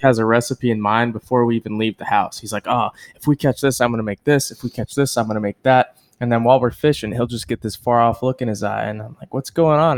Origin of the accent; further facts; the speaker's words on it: Central South Texas, United States; moved away; I came from Central South Texas, and so growing up, everybody hunted